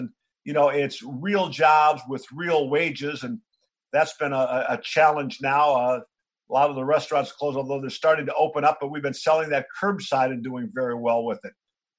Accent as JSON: {"language": "English", "town": "Batavia", "region": "Illinois", "country": "United States", "tie": "born or raised there", "said": "NBA Hall of Famer Dan Issel and I grew up together in Batavia, Illinois."}